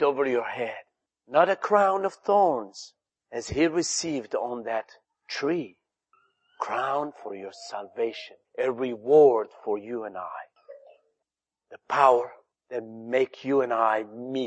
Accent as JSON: {"language": "English", "country": "Algeria", "second_language": "English", "moved": "as an adult", "said": "I came to this country from Algeria"}